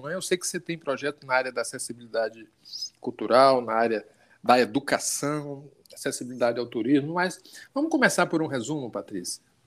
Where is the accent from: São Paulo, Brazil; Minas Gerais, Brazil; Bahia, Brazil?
Bahia, Brazil; assim como eu sou também baiano